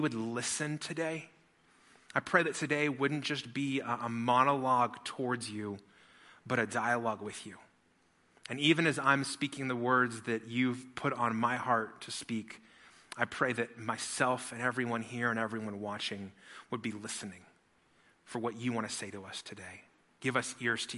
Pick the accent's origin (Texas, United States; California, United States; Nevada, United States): Nevada, United States; Las Vegas; I grew up in Las Vegas, which is the best people watching city in the whole wide world.